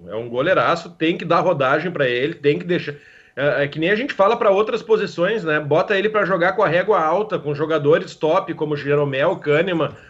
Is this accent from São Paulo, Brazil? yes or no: no; Porto Alegre, Rio Grande do Sul, Brazil; now in Canoas, Brazil; Eu sou natural de Porto Alegre, nascido em Porto Alegre, radicado em Canoas há 18, mas nasci chorando moinhos de vento.